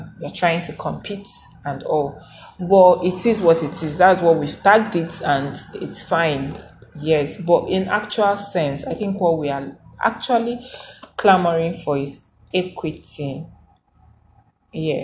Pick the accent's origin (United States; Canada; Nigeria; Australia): Nigeria; Igboland; I'm a Nigerian, I'm an Africa, I'm Igbo